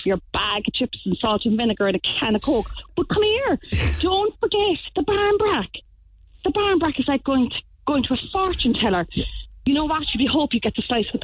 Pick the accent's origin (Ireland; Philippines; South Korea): Ireland; Cork, Munster; I'm from St. Luke's Boy up the north side